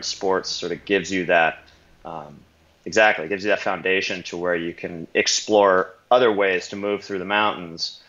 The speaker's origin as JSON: {"language": "English", "region": "Pacific Northwest", "country": "United States", "tie": "born or raised there", "said": "I grew up in the Pacific Northwest in the United States."}